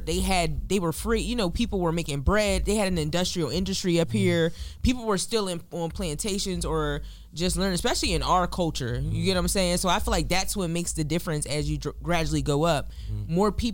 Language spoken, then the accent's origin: English; New Jersey, United States; we're all from Jersey, because mm-hmm. we all work at the stadium.